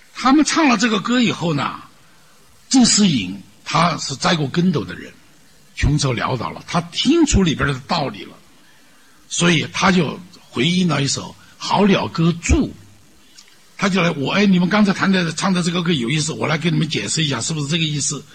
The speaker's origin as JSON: {"language": "Chinese", "country": "China", "said": "我们中国人不太信宗教"}